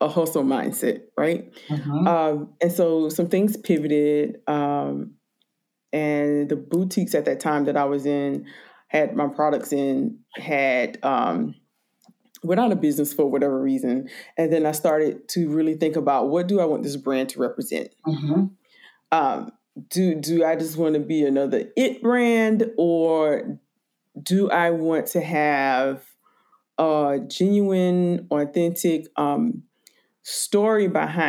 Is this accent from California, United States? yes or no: no; rural South Carolina, United States; moved away; also born or lived in Brooklyn, New York; when I grew up in South Carolina, rural South Carolina